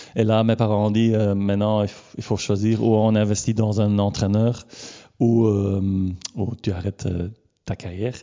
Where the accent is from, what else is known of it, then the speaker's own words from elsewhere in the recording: Leopoldsburg, Flanders, Belgium; j'ai grandi à Bourg-Léopold.